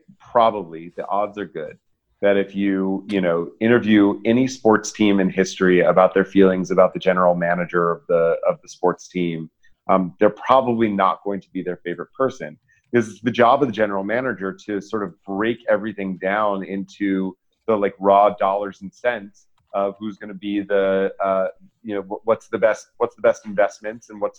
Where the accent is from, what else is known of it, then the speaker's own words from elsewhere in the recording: Atlanta, Georgia, United States; I grew up in Atlanta